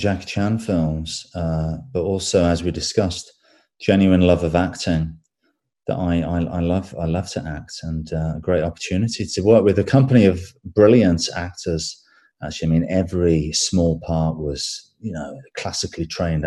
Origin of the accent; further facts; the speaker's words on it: England, United Kingdom; accent: English; my English accent